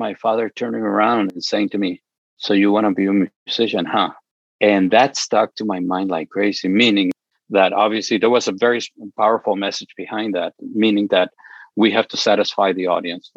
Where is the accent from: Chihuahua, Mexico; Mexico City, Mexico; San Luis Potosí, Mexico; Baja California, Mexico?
Chihuahua, Mexico; my father would send money to Mexico where I was born. I was born in Chihuahua